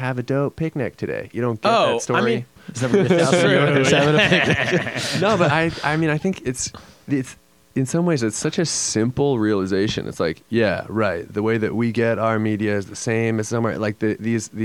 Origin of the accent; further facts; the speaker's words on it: United States; I was growing up and we were growing up in the States